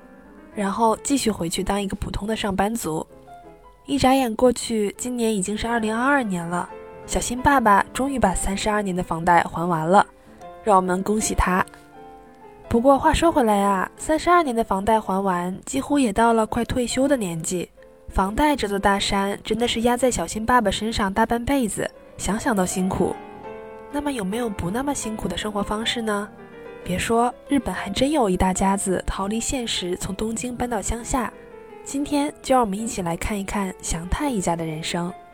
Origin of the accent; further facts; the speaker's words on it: Northeast China, China; moved away; 主要是我来自东北